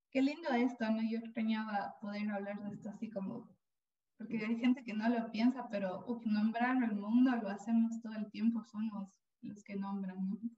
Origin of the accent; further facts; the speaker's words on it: Ecuador; now in Spain; yo no voy a decir ninguna palabra ni expresión remotamente española porque yo soy ecuatoriana